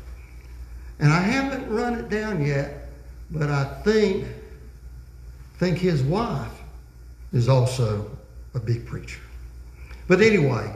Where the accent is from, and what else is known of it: United States